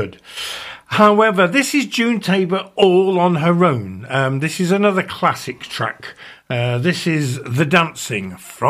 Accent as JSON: {"language": "English", "town": "Leicester", "region": "East Midlands", "country": "United Kingdom", "tie": "born or raised there", "moved": "yes", "said": "my hometown of Leicester"}